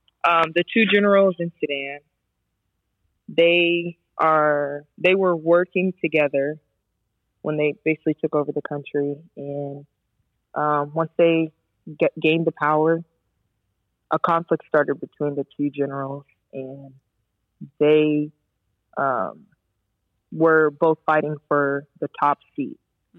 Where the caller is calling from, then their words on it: Poland; I'm calling from Poland.